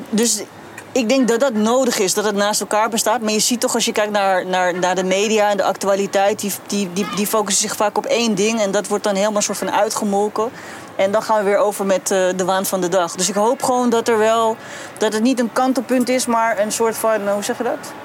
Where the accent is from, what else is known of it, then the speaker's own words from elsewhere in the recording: Rotterdam, South Holland, Netherlands; ik ben een geboren Rotterdammer en deels ook getogen